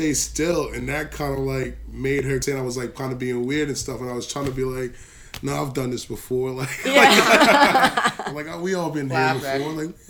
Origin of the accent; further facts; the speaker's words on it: North Carolina, United States; moved away; Because I'm from North Carolina.